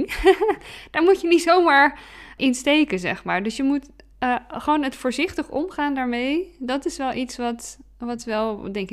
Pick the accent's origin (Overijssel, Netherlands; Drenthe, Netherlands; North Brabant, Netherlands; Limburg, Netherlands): North Brabant, Netherlands; Bergen op Zoom; born there; now in Breda, Netherlands; Ik ben nog 38 en ik ben geboren in Berg op Zoom. Nu dan in Breda. Ik ben wel echt een West-Brabantse.